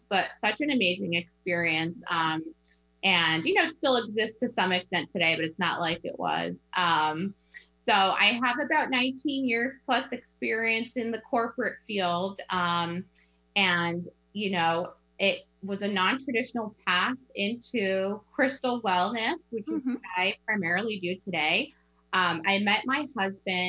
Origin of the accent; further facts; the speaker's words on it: East Coast, United States; moved away as an adult; also born or lived in New Jersey; now in Snoqualmie, United States; So I'm from the East Coast. I lived in New Jersey before moving to Snoqualmie.